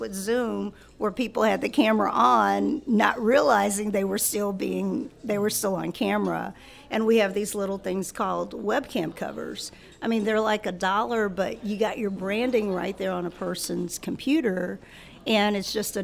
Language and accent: English; Baton Rouge, Louisiana, United States; moved away as an adult; also born or lived in Chicago area; I was born and raised here